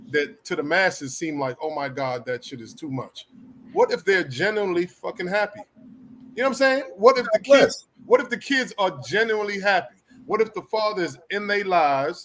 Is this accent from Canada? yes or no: no; Jamaica; I'm Jamaican